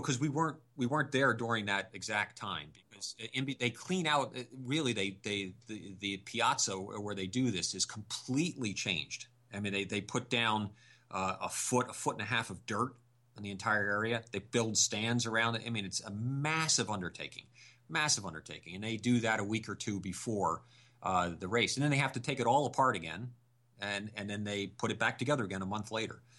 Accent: Connecticut, United States; we're from Connecticut

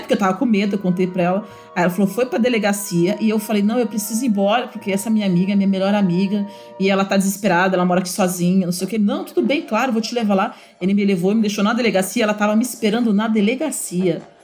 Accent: São Paulo, Brazil; moved away; sou de São Paulo. E na época eu morava lá ainda.

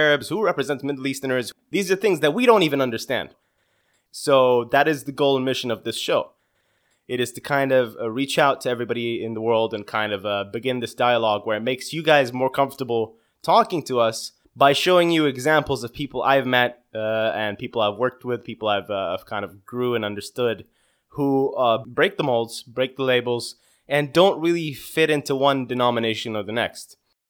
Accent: Saudi Arabia; also born or lived in Bahrain; I am Saudi Bahraini, but I identify more as a Saudi. I grew up in Saudi Arabia. I am currently aged at 32 years old.

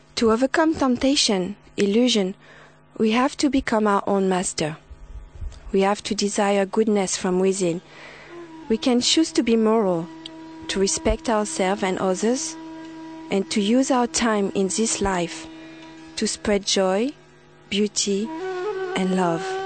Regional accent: France; now in Sydney, Australia; I was born in France

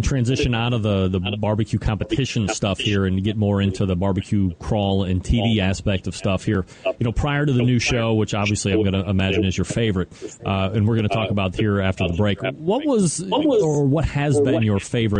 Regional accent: United States; I'm American.

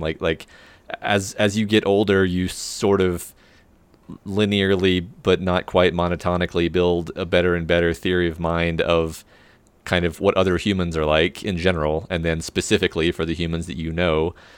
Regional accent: Texas, United States; I'm super from Guestland, which is another name for Texas

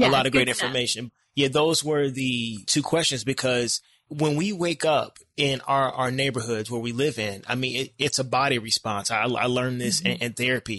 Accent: Decatur, Illinois, United States; now in Chicago, United States; I'm from Decatur, Illinois. It's a very small town.

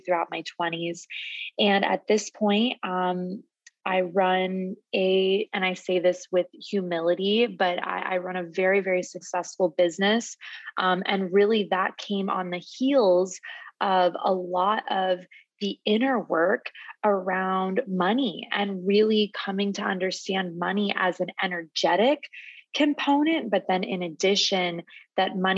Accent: Phoenix, Arizona, United States; moved away as an adult; also born or lived in San Diego, California; I'm born and raised in Phoenix, Arizona. I moved to California when I was 18

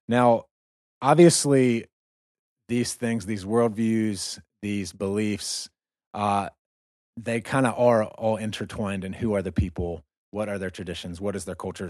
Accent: United States; moved away as an adult; now in Russia; we're both Americans. We're from America

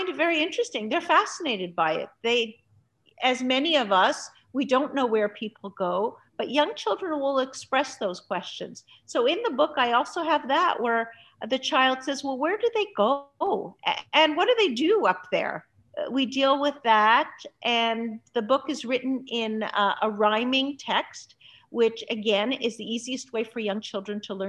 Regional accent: Montreal, Quebec, Canada; also born or lived in Budapest, Hungary; I grew up in Canada. I grew up in Montreal, Canada.

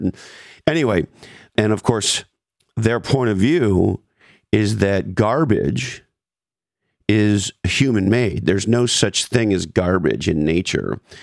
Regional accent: Canada; as a Canadian

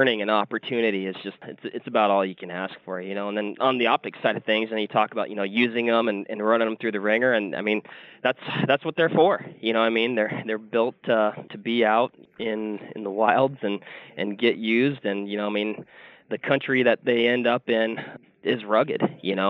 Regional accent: Washington, United States; moved away; I'm originally from Washington State, so that's kind of my background

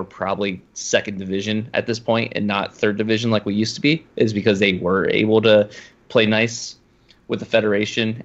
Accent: Ohio, United States; I'm from Ohio

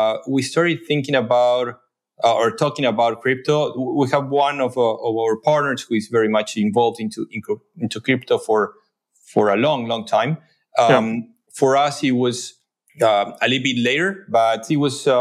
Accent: Buenos Aires, Argentina; moved away as an adult; now in New York, United States; I grew up in Buenos Aires, though I've been in New York for the last 12 years.

